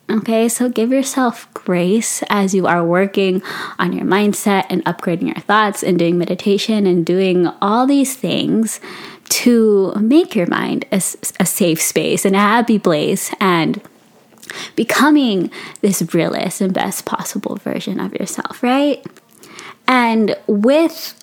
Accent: Philippines; I'm Filipino

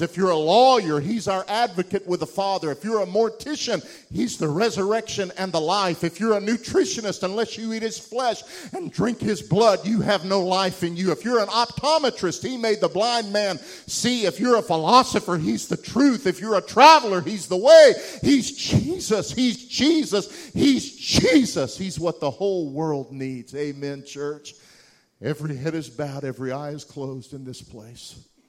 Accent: Wichita Falls, Texas, United States; the little hovel of a house I grew up in Wichita Falls, Texas

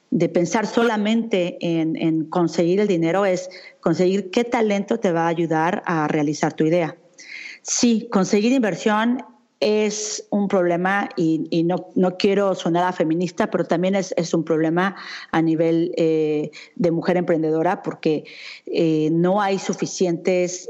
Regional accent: Mexico City, Mexico; moved away as an adult; also born or lived in United States / Europe; yo soy una mexicana que durante mucho tiempo viví en México. Me fui en el 99 de México, me fui para Estados Unidos y de ahí me vine a Europa.

